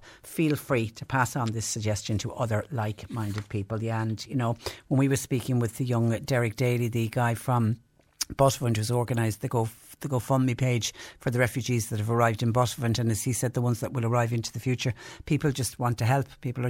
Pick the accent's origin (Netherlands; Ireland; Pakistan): Ireland; Kinsale, Munster; I've been involved with helping Ukrainian refugee families settle in my hometown of Kinsale.